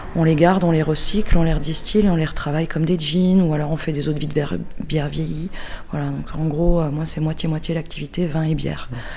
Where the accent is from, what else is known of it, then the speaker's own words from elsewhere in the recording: Alsace, Grand Est, France; now in Vauvert, France; à la base je suis alsacienne, mais je suis installée à Vauvert, au Diable Vauvert dans le Gard